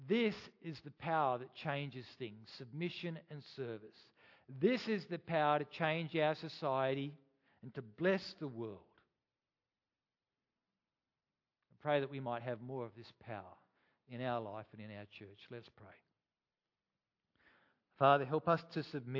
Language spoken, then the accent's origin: English; Australia; I am an Australian